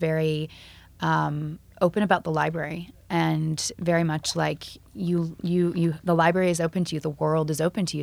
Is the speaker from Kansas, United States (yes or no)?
no; Florida, United States; I'm from Florida